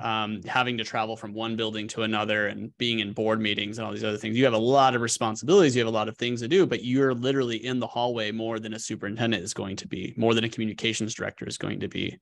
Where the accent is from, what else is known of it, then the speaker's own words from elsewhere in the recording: Colorado, United States; moved away as an adult; also born or lived in New York City; now in Arkansas, United States; growing up in Colorado